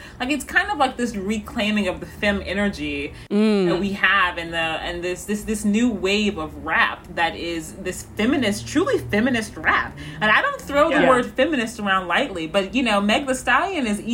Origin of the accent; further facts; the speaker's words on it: Missouri, United States; also born or lived in St. Louis, Missouri; I am from Missouri